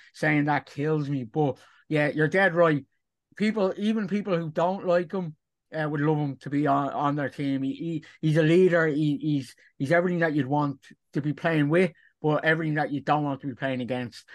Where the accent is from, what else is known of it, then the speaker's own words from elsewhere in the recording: Dublin, Leinster, Ireland; I personally, as an Irishman, uh, from Dublin